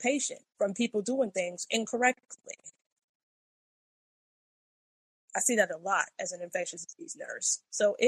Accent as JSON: {"language": "English", "town": "New York City", "region": "New York", "country": "United States", "moved": "yes", "lives_now": "Florida, United States", "said": "I'm from the Bronx"}